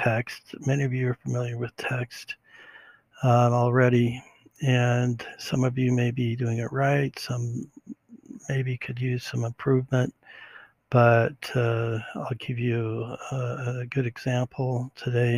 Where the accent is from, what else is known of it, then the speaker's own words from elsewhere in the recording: California, United States; We're from California